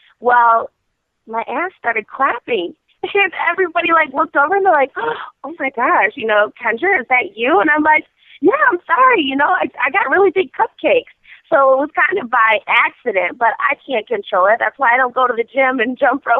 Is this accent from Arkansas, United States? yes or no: no; Michigan, United States; I'm from Michigan